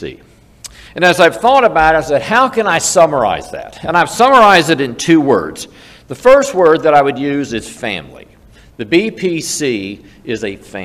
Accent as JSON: {"language": "English", "region": "South Carolina", "country": "United States", "said": "I'm from South Carolina"}